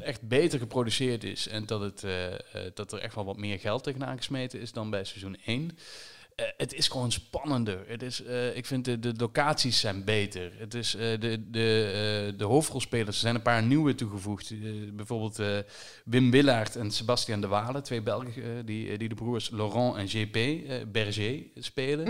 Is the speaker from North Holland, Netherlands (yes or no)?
no; Limburg, Netherlands; als Limburger